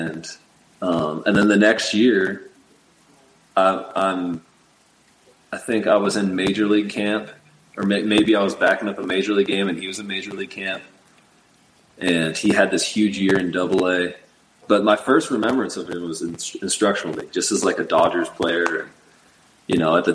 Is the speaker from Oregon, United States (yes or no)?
yes; Portland, Oregon, United States; Where we grew up in Portland, Oregon